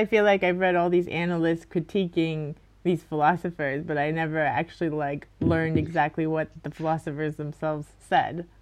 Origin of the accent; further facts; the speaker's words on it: Miami, Florida, United States; I'm from Miami, like I said, and I just went to the schools in my area